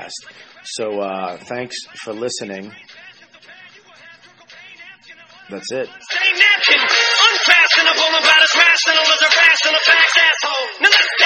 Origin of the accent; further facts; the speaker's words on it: Boston, Massachusetts, United States; I'm from Boston, too